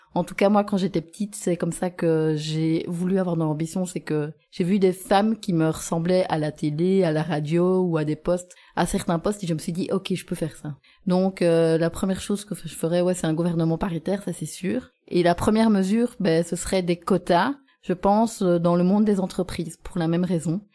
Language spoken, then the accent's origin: French; Gembloux, Wallonia, Belgium; moved away as an adult; also born or lived in Louvain-la-Neuve; now in Auderghem, Belgium; j'habite à Odergem mais je viens de Jean Blou